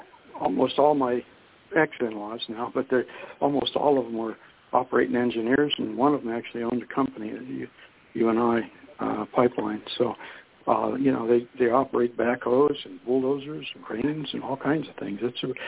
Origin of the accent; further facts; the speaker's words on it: Youngstown, Ohio, United States; now in Harrison, United States; I came from Youngstown, Ohio, as a lot of folks know on the show, but my first friend in Michigan, I moved to Harrison